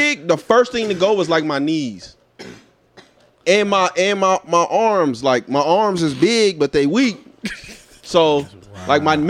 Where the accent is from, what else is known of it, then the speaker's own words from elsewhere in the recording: San Diego, California, United States; I come from San Diego.